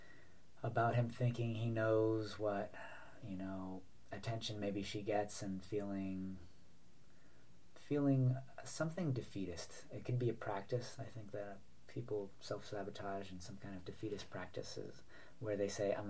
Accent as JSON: {"language": "English", "region": "New York", "country": "United States", "tie": "born or raised there", "also_born_or_lived": "Florida", "said": "So there was a couple of moves, you know, throughout the, you know, childhood, but all within Manhattan, all within New York. So it was always New York. It was always Manhattan"}